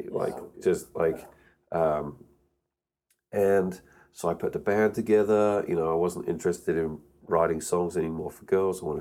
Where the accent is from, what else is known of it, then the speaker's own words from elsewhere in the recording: United Kingdom; So born and raised in the UK. Uh, so I used to speak like this, mate, uh, but my accent's kind of softened over the years.